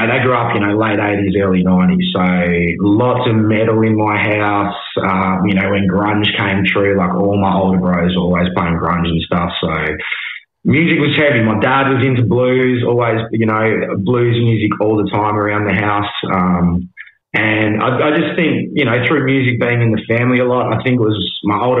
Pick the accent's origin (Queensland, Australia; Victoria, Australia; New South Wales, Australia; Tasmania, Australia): Tasmania, Australia; Hobart; also born or lived in Melbourne / Brisbane; born and raised in Hobart, man. Since spent a bit of time in Melbourne and Brisbane over the years, but born and raised down here